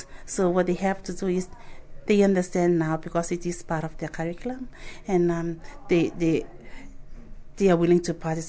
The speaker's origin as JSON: {"language": "English", "country": "Kiribati"}